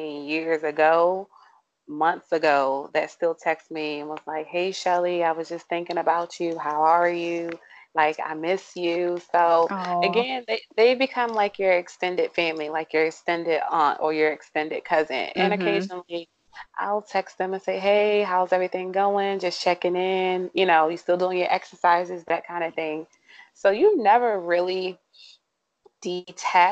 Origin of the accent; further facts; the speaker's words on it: St. Mary's County, Maryland, United States; I am from St. Mary's County, not born, but raised